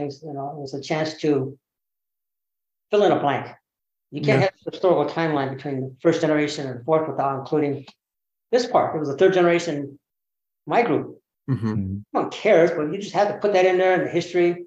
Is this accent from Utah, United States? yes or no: no; Berkeley, California, United States; growing up in Berkeley